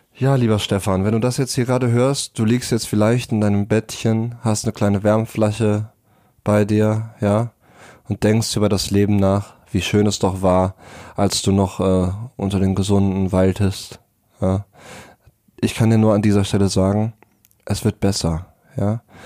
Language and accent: German; Germany; bei uns in Deutschland